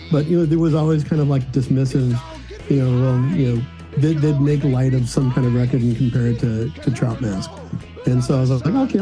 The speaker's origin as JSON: {"language": "English", "town": "National City", "region": "California", "country": "United States", "tie": "born or raised there", "said": "National City, California is my hometown."}